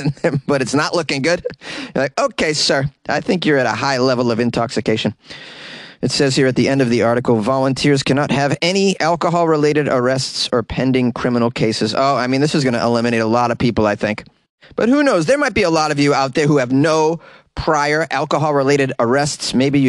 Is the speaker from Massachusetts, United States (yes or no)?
yes; Boston, Massachusetts, United States; accent: Boston; It's a story out of my hometown. Let's swing with a little Boston accent here and there.